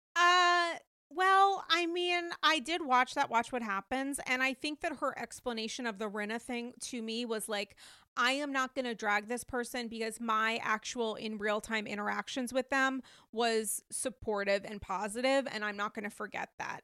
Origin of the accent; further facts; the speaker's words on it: Rhode Island, United States; for many years growing up in Rhode Island